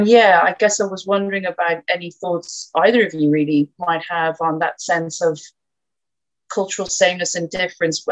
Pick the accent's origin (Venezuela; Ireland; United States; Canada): Ireland; moved away; I'm Irish